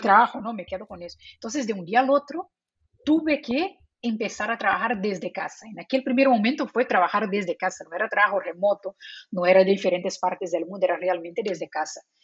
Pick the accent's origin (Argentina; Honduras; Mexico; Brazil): Brazil; first language Portuguese; Spanish is a second language; moved away; also born or lived in Spain; Yo soy de Brasil, nací en Brasil, entonces mi idioma, eh, idioma nativo es portugués